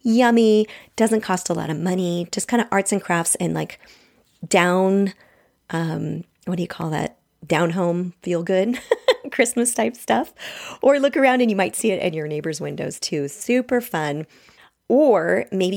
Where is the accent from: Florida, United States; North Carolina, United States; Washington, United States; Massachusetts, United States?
Washington, United States; I grew up with them. And I'm also from Washington State